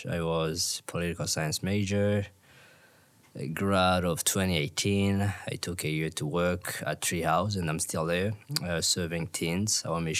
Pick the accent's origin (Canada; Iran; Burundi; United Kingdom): Burundi; moved away as an adult; now in Minnesota, United States; I'm from Burundi, which is a really small country in Eastern Central Africa.